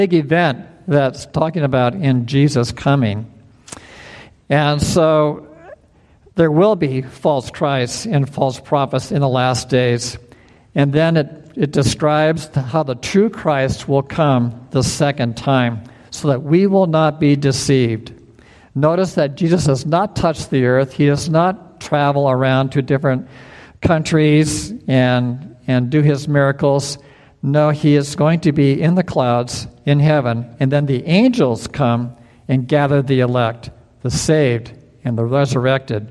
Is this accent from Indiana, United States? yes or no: yes; Indiana, United States; moved away; also born or lived in Wisconsin; I grew up in Indiana and Wisconsin, and we had lightning storms and thunder, and it would shake the house